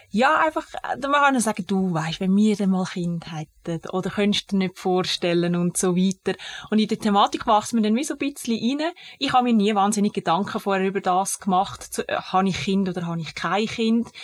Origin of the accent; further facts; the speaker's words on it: Zug, Switzerland; ich bin im Kanton Zug aufgewachsen